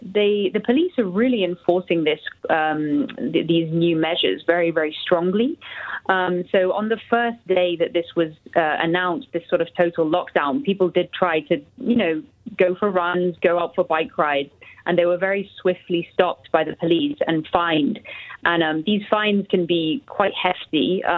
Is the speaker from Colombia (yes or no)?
no; United Kingdom; now in Madrid, Spain; I'm actually British, but yes, I'm here in Madrid.